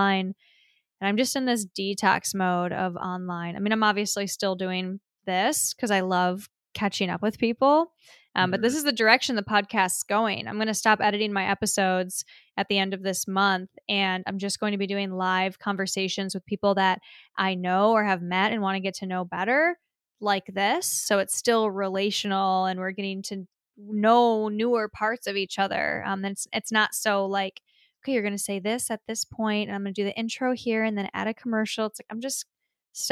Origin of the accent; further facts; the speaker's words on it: Clarkston, Michigan, United States; I'm in Michigan. I'm in my hometown.